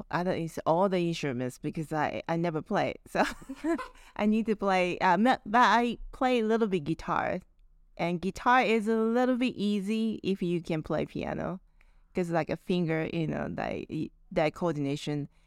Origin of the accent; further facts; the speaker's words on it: Japan; English is a second language; now in New Orleans, United States; New Orleans is the first place I came from Japan and uh, how I got here was Actually, I was playing with my friends in Japan.